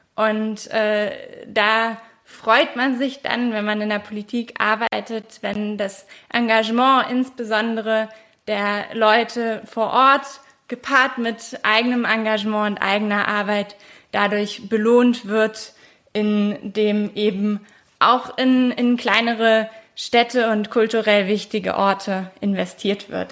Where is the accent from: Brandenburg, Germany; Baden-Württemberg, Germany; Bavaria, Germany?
Brandenburg, Germany; bei uns in Brandenburg